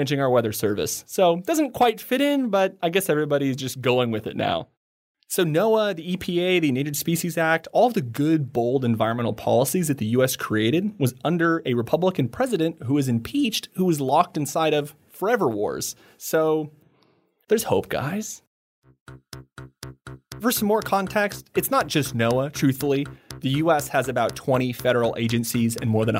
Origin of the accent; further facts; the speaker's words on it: United States; now in Taiwan; I'm an American